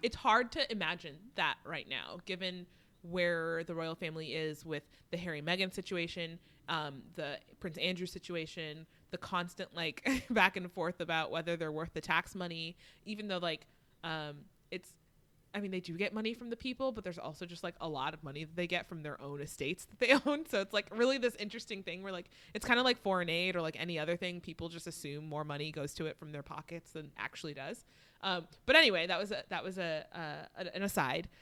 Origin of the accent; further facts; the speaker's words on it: United States; as an American